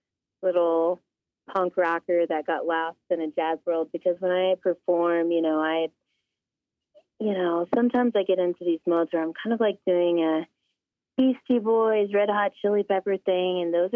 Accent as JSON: {"language": "English", "region": "Alaska", "country": "United States", "tie": "born or raised there", "also_born_or_lived": "Denver, Colorado", "said": "Well, Brett, I'm from Alaska. I'm from the Simshiana and Aleutic tribes, and I am from the Eagle Clan, and I grew up in Denver, Colorado, and Alaska"}